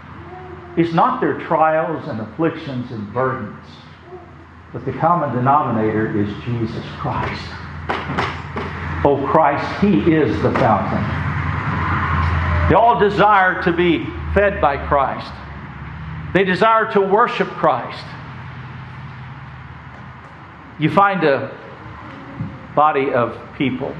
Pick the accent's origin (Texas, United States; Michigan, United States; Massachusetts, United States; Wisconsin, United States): Texas, United States; West; moved away; I grew up in West Texas